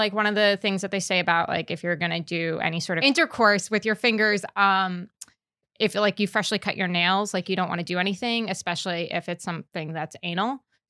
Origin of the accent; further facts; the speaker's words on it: New York, United States; But yeah, so like to give it like a very contrasting experience growing up in New York City. Oh my God, New York State.